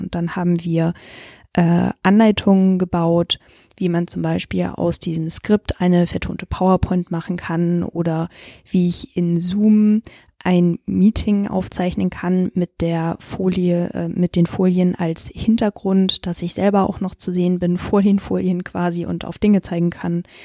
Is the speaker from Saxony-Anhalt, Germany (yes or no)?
no; Hamburg, Germany; also born or lived in Frankfurt; gebürtige Hamburgerin